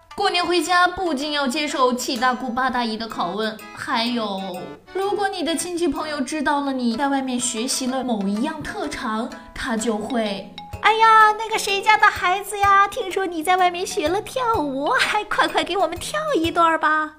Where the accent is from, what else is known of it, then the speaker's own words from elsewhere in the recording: China; 我们中国人呢，最重血缘